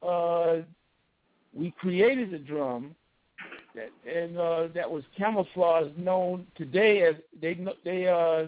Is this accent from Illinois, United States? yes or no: no; New York City, New York, United States; also born or lived in Queens; Born in Brooklyn, raised between Brooklyn and Queens